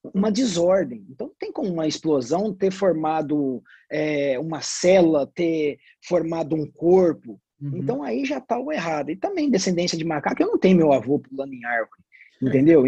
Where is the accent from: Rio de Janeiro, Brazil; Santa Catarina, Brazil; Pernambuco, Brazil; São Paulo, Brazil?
São Paulo, Brazil; Ribeirão Preto; eu fui para um time chamado Botafogo de Ribeirão Preto. E quando eu cheguei no Botafogo de Ribeirão Preto, lá da minha cidade